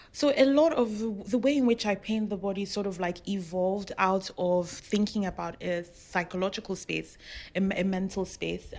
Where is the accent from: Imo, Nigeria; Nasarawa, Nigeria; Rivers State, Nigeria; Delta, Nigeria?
Rivers State, Nigeria; moved away; also born or lived in Lagos; I'm from River State, and some some of the fabrics we we wear have animal heads on them